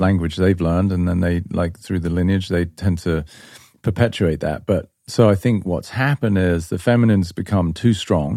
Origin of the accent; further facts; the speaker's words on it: England, United Kingdom; moved away; I grew up in England.